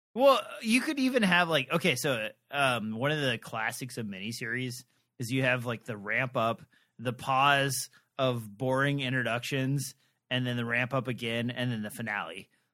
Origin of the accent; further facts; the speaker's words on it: Midwest, United States; I'm from the Midwest where I used to drive by these all the time